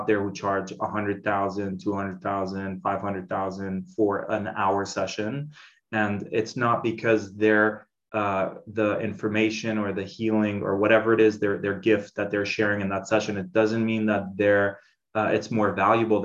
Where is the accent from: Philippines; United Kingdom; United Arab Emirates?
United Arab Emirates; Dubai; Growing up in Dubai, it's this huge caste system